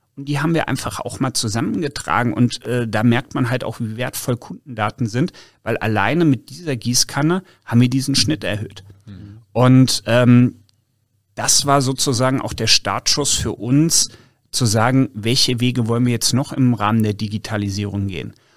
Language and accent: German; North Hesse, Germany; now in Cologne, Germany; ich bin gebürtiger Nordhesse